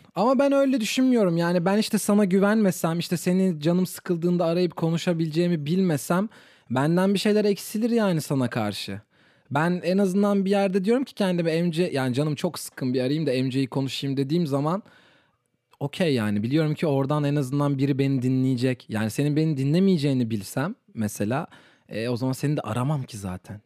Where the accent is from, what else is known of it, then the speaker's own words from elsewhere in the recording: Turkey; ben Türk'üm